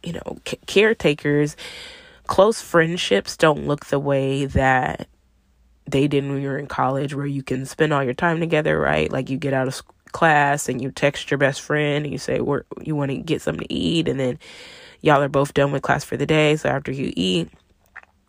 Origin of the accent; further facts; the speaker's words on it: Arlington, Texas, United States; moved away as an adult; also born or lived in New Orleans; I'm from Arlington, Texas, you know, the Dallas-Fort Worth area, same area I live in now